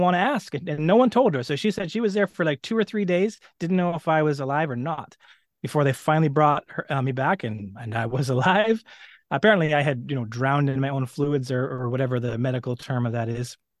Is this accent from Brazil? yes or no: no; Edmonton, Alberta, Canada; I grew up in Western Canada. I was born in Edmonton